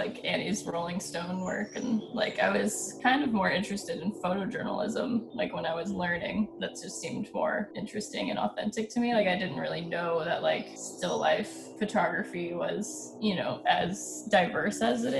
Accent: Ohio, United States; now in San Francisco, United States; I grew up in Ohio, so it was really quiet in the suburbs.

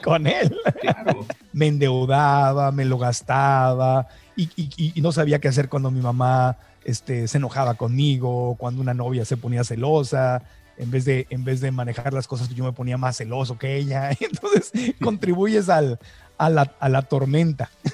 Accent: Mexico; now in United States; en mi acta de nacimiento mexicana, porque nací en México

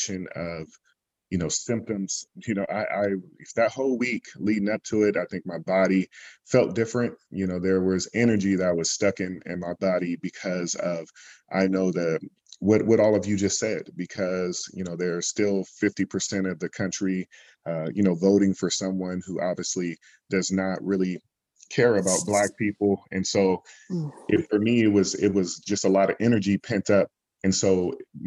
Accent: Berkeley, California, United States; I'm from the Bay Area, from Berkeley

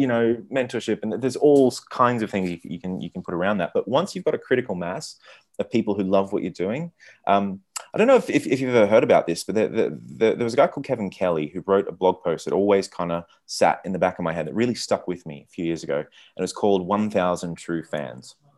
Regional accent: Australia; also born or lived in Silicon Valley; now in Buenos Aires, Argentina; I'm from Australia

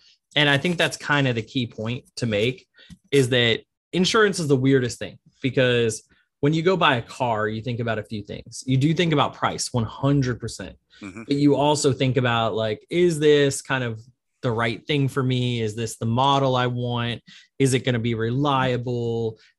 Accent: New Orleans, Louisiana, United States; I'm from New Orleans. We don't really have a lot of baseball, and New Orleans typically hates people from Atlanta

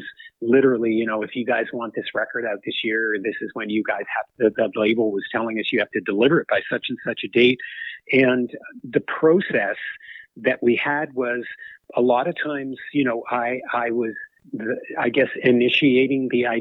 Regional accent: Canada; growing up as a Canadian kid

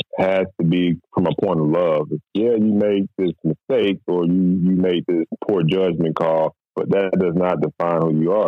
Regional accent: Alabama, United States; now in Houston, United States; I'm originally from Alabama. I came in Houston, Texas.

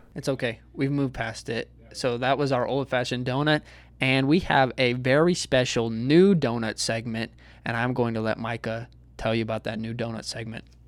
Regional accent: Texas, United States; as a Texan

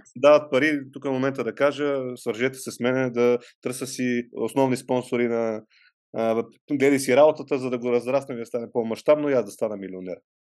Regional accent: Vidin, Vidin Province, Bulgaria; moved away; аз съм от Видин и там м- съм учил в някои от училищата

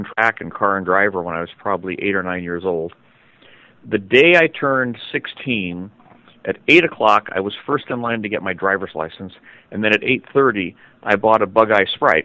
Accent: San Francisco, California, United States; also born or lived in Novato; I was raised by my grandparents, and we grew up in San Francisco

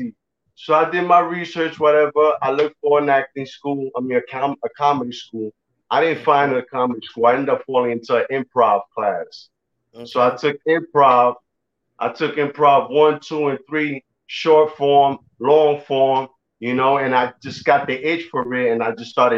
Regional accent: New York, United States; now in Florida, United States; originally from New York. I live in Florida now, but I still rep New York.

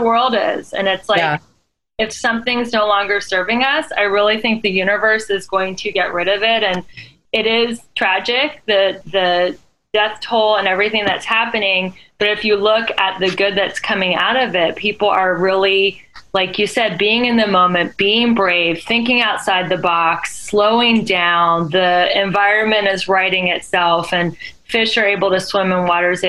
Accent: Cincinnati, Ohio, United States; I grew up in Cincinnati

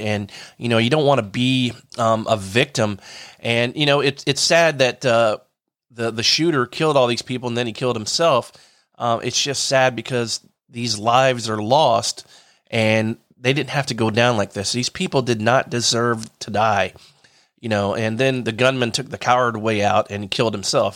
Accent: Delaware, United States; now in Lakeland, United States; I'm from Delaware.

